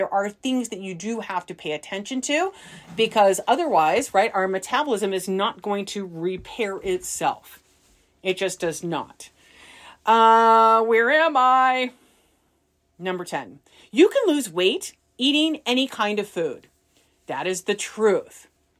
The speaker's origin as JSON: {"language": "English", "region": "Midwest", "country": "United States", "tie": "born or raised there", "said": "I think I'm more of a data because I grew up in the Midwest, where we say, you know, like aunt and uncle."}